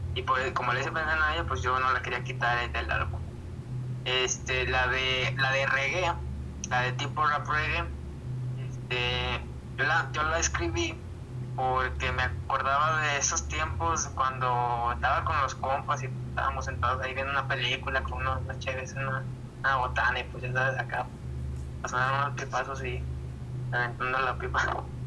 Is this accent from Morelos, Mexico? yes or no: no; San Luis Potosí, Mexico; soy de San Luis Potosí, de la capital potosina, la mera chingona